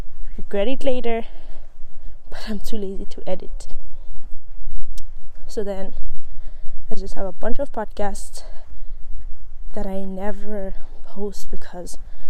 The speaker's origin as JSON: {"language": "English", "country": "Eswatini", "tie": "born or raised there", "also_born_or_lived": "South Africa", "moved": "yes", "lives_now": "Ireland", "said": "I grew up in Swaziland"}